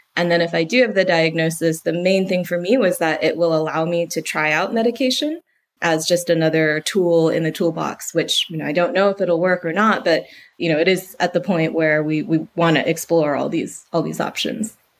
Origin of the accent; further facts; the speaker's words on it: United States; moved away as an adult; now in United Kingdom; I'm American